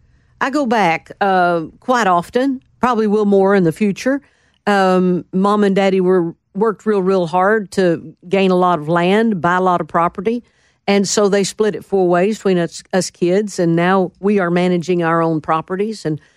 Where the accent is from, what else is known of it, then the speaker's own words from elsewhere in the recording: McAlester, Oklahoma, United States; moved away; also born or lived in Kiowa, Oklahoma / Chalk, Oklahoma / Stringtown, Oklahoma / Durant, Oklahoma; I was born in McAllister.